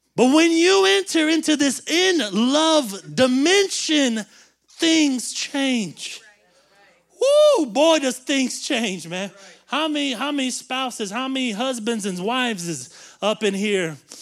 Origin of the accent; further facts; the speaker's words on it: the South, United States; we grew up in the South where everybody goes to church